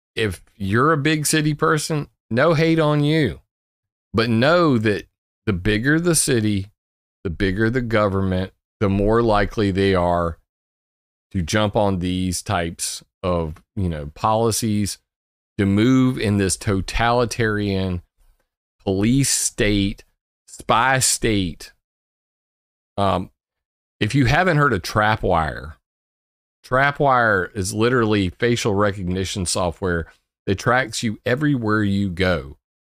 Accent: Sumter, South Carolina, United States; Sumter is great. I lo-, I love my hometown. Ne-, never gonna leave.

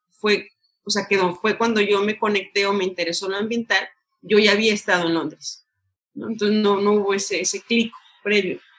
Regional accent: Mexico

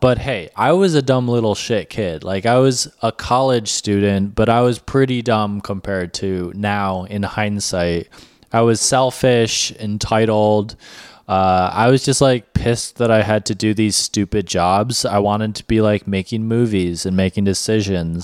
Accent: New York, United States; moved away; I'm a New Yorker.

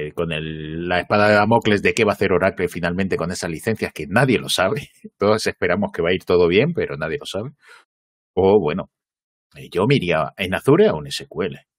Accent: Gijón, Asturias, Spain; yo me crié en Gijón

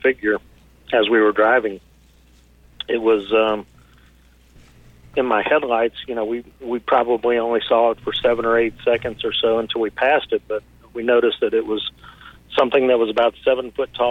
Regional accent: Fort Worth, Texas, United States; here just northwest of downtown Fort Worth at a local lake. And I was 9 years old that summer

